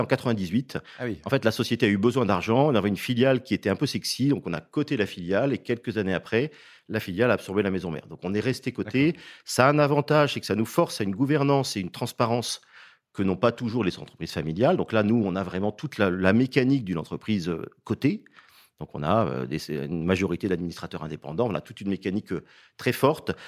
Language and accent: French; Saint-Brieuc, Brittany, France; je suis breton d'origine, j'y suis né